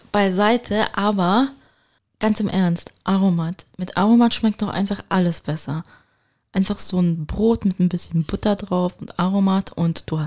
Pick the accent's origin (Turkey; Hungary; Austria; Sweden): Turkey; da kann ich nur als Türkin ergänzen